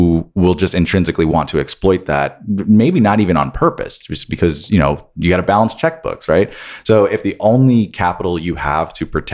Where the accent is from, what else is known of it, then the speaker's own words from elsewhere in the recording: New York, United States; now in Florida, United States; I'm from New York.